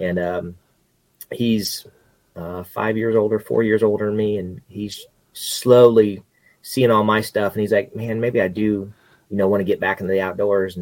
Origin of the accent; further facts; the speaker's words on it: Central Kansas, United States; moved away as an adult; also born or lived in Arkansas; now in Missouri, United States; I'm born and raised Central Kansas